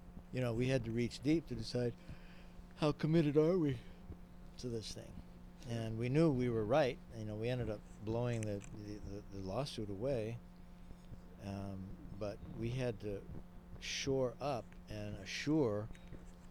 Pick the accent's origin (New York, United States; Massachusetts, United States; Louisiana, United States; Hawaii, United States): Hawaii, United States; I grew up in Hawaii